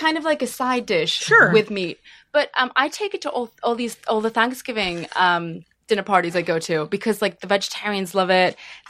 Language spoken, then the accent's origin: English; England, United Kingdom; accent: British; also born or lived in Paraguay; I'm originally from Paraguay in South America, even though my accent obviously sounds British. I did grow up in England, but I'm from Paraguay. And so I'm making a dish from Paraguay. We have an indigenous language in Paraguay called Guarani.